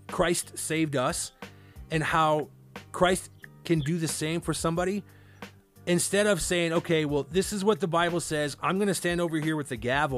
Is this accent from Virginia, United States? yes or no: no; Cedar Rapids, Iowa, United States; moved away; growing up in Iowa